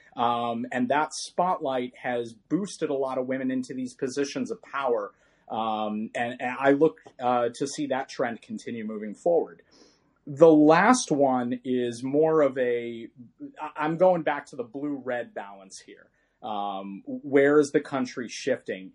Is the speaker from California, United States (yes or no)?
yes; California, United States; my home state of California